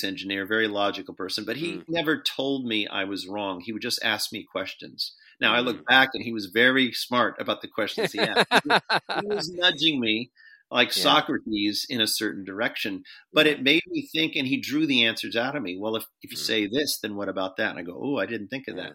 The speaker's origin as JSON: {"language": "English", "country": "United States", "said": "as American Christians"}